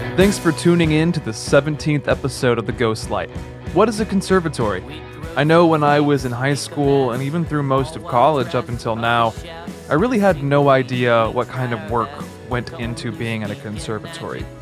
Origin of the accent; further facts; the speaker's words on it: North Texas, United States; I was actually born and raised in North Texas